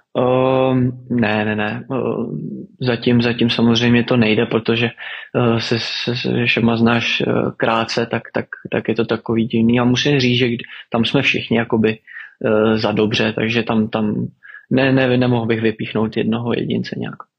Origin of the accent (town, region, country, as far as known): Czechia; moved away; also born or lived in Netherlands